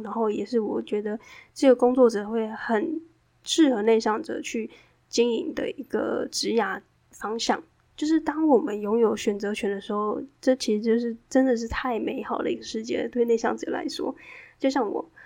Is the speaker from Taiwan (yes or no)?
yes; southern Taiwan, Taiwan; moved away; also born or lived in Taipei; 因为我是南部人嘛，在台湾的南部